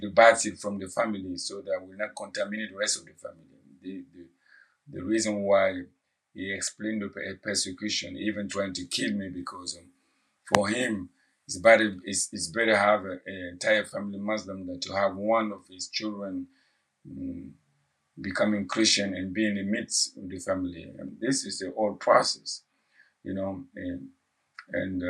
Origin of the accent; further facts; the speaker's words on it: Burkina Faso; English is a second language; moved away as an adult; now in New York City, United States; I'm from Burkina Faso, a West African country. And I came to the U.S. in 2003, January 2003.